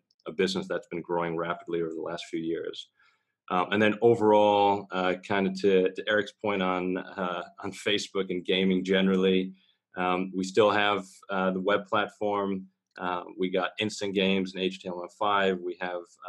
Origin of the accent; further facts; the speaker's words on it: Michigan, United States; moved away as an adult; now in Singapore; I'm originally from the States. I grew up in that little slice of Midwest heaven known as Michigan, but I've been living in Singapore for about 9 years